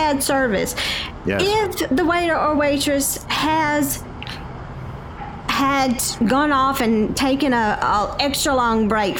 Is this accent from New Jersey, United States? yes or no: no; Charlotte, North Carolina, United States; But everybody up here asked me about my accent, so I just thought I'd go ahead and tell you. I'm from Charlotte.